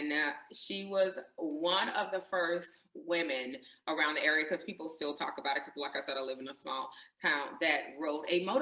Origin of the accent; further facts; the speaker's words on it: Greenwood, South Carolina, United States; I grew up uh, right here in, in Greenwood, South Carolina, in the South